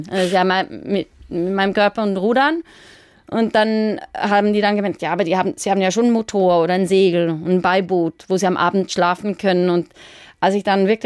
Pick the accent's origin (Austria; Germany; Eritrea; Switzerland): Switzerland; ich bin aus der Schweiz und ich, es hat ja noch nie eine Schweizer Frau gemacht.